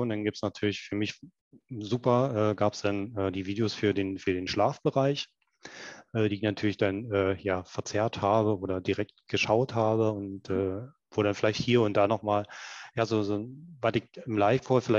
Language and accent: German; Berlin, Germany; accent: Berlin; Wie man hört, ähm, ich komme aus der Ecke von Berlin und ähm, der ist halt auch immer noch sehr stark.